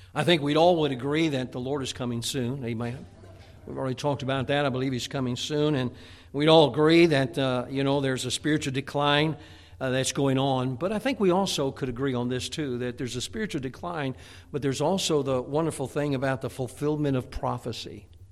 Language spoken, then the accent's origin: English; Chicago, Illinois, United States; now in Pennsylvania, United States; I grew up in the Chicagoland area